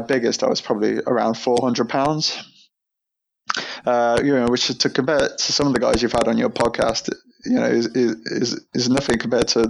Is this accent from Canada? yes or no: no; near Birmingham, West Midlands, United Kingdom; moved away as an adult; now in London, United Kingdom; I'm not originally from London. I used to live near Birmingham in the Midlands.